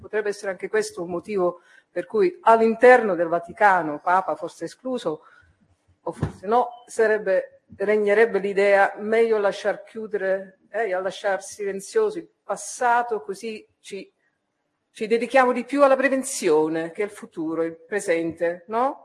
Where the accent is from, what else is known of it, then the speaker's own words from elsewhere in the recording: Netherlands; now in Italy; io non riesco da olandese